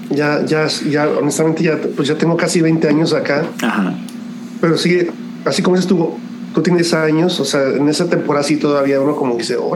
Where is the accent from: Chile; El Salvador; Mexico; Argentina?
Mexico; Tampico, Tamaulipas; also born or lived in Guadalajara / Tepic; Nací en Guadalajara y como al año y medio de nacido, mi familia se movió para Tampico, Tamaulipas y ahí, ahí, vivimos como ocho o nueve años, no, me acuerdo. Y de ahí nos fuimos a Tepic, Nayarit.